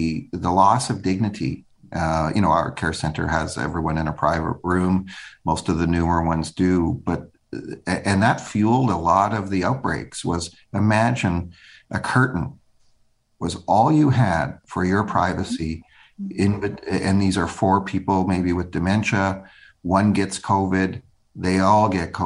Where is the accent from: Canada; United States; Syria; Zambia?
Canada; as a Canadian